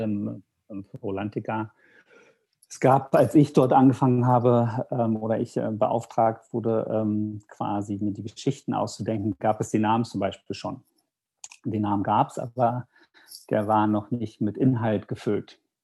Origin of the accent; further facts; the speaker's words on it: Germany; ich als ähm, Deutscher